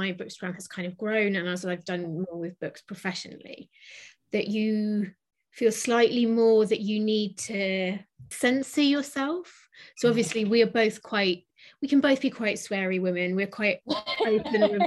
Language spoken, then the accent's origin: English; Penzance, South West England, United Kingdom; born or raised there; also born or lived in Truro